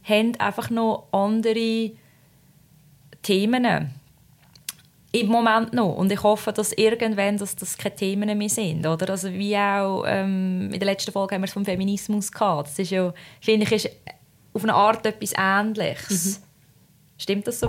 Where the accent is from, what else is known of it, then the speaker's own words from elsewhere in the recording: Switzerland; ich komme aus der Schweiz